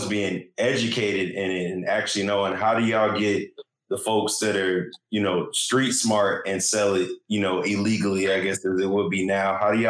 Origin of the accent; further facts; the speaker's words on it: Los Angeles, California, United States; moved away; I'm originally from Los Angeles